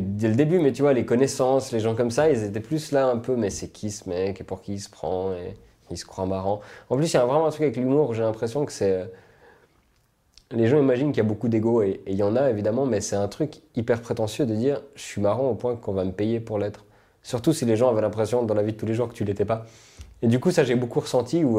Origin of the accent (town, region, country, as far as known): Switzerland; also born or lived in United States